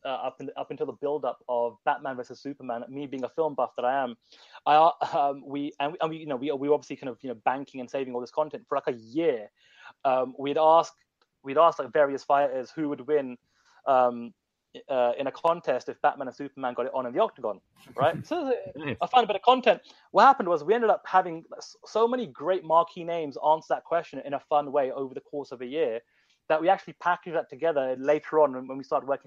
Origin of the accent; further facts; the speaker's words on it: United Kingdom; also born or lived in India (ancestry); I'm British, but my parents from India